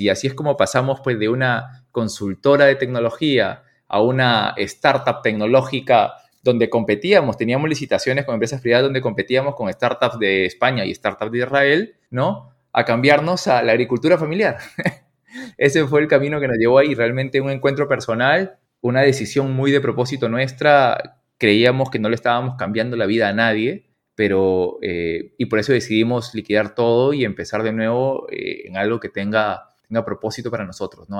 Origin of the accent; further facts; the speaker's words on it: Piura, Peru; soy piurano